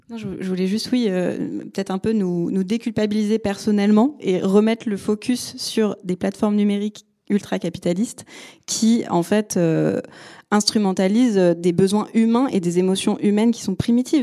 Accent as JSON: {"language": "French", "country": "Côte d’Ivoire", "tie": "born or raised there", "said": "je suis née en Côte d'Ivoire"}